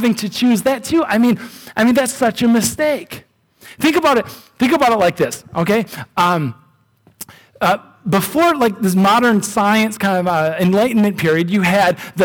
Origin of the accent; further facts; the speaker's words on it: United States; I'm an American